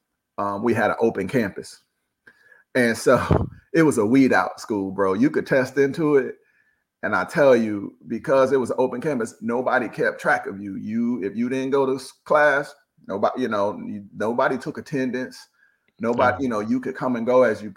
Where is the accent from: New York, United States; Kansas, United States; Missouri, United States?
Missouri, United States; St. Louis; Born and raised in St. Louis, Missouri